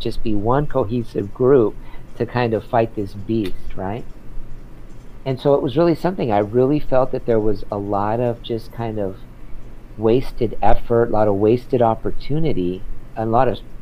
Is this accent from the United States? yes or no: yes; San Diego, California, United States; now in Los Angeles, United States; I grew up in San Diego, so that's wonderful. I grew up in Point Loma